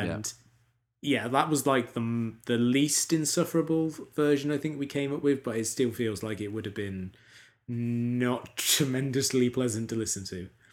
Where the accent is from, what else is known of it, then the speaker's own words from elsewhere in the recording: United Kingdom; as a British person